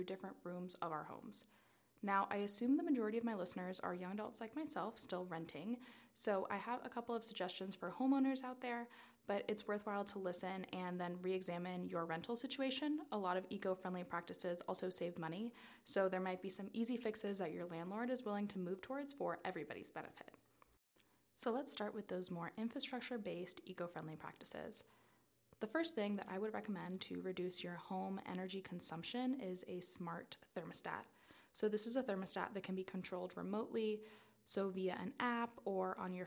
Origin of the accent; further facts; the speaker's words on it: South Florida, United States; moved away; I'm originally from South Florida